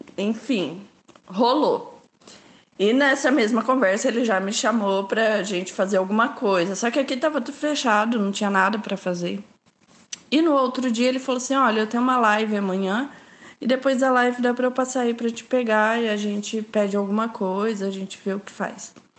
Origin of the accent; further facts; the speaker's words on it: Londrina, Paraná, Brazil; Eu sou de Londrina, Paraná